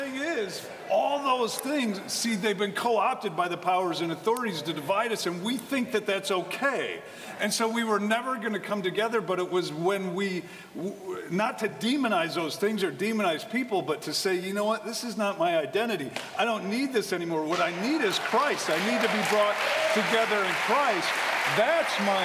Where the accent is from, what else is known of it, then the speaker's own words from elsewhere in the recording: Wisconsin, United States; I grew up in Wisconsin.